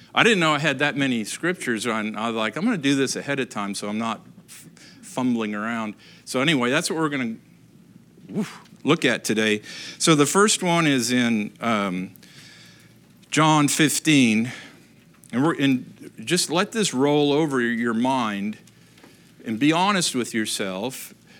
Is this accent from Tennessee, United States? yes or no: no; Upper Peninsula, Michigan, United States; moved away; growing up in Michigan, really, uh, you know, great place to grow up, up in the Upper Peninsula